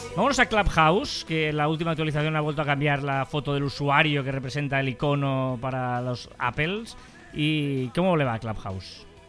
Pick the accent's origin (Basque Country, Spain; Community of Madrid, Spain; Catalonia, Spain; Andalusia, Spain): Catalonia, Spain; Matadepera; es de mi pueblo